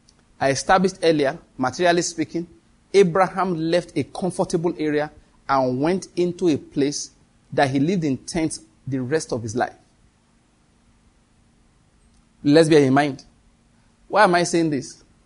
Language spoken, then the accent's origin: English; Owo, Ondo, Nigeria; born there; also born or lived in Benin; In case you want to know, I was born in Owo, in Ondo State. I believe that's where my father and my mother were born too.